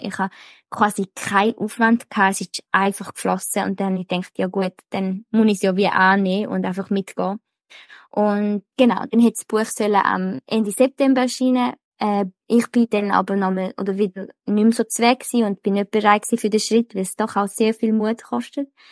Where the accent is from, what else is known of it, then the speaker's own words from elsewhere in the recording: Switzerland; bei uns in der Schweiz